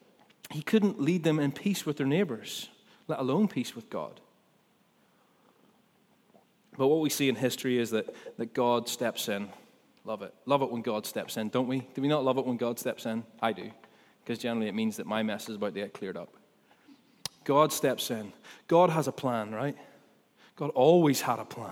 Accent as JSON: {"language": "English", "town": "Ballymena", "region": "Northern Ireland", "country": "United Kingdom", "said": "I'm from Ballymena. You can't maybe not tell from my accent, but I am."}